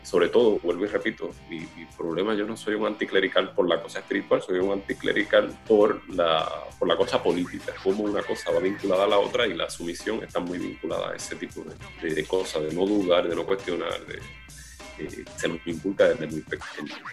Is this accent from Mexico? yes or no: no; Juana Díaz, Puerto Rico; Yo nací en Collores y Luis Lloren Torres, yo soy de Collores